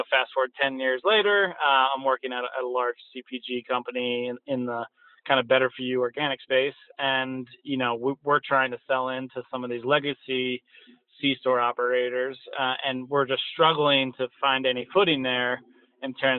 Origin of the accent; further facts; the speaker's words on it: outside of Philadelphia, Pennsylvania, United States; moved away; also born or lived in Barcelona, Spain; I grew up outside of Philadelphia